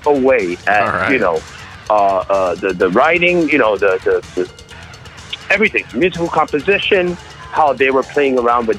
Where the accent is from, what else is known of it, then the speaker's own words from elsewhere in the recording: New York, United States; I'm of Puerto Rican descent. You know, my mother and my father are both from Puerto Rico, but I was born and raised in New York.